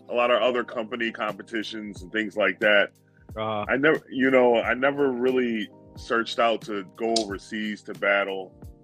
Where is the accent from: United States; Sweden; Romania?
United States; New York City, New York; now in Buffalo, United States; I'm originally from the Bronx, but now I live in Buffalo, New York. Been in Buffalo since the Bills went to their first Super Bowl. That's the year I moved up here permanently.